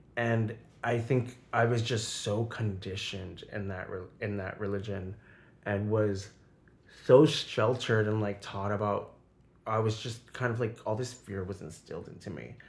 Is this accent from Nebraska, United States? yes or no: no; southern New Hampshire, United States; moved away as an adult; also born or lived in Boston, Massachusetts / Puerto Rico (family); now in New York City, United States; So I grew up right outside of Boston, pretty much raised in southern New Hampshire